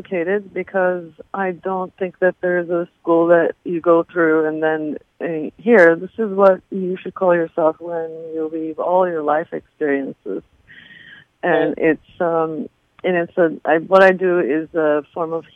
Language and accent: English; Turkey; moved away; I'm originally from Turkey